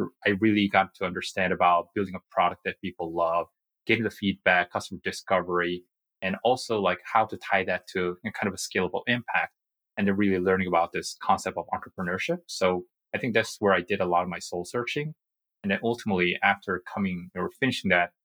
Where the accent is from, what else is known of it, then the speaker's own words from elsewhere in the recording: South Korea; English is a second language; moved away as an adult; also born or lived in United States; I was born and raised in Korea, and I had a fortune of being living in the States for 3 years when I was a kid